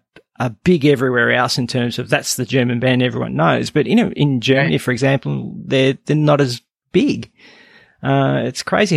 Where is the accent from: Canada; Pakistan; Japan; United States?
Canada; As a Canadian, I always ask my Canadian guests this.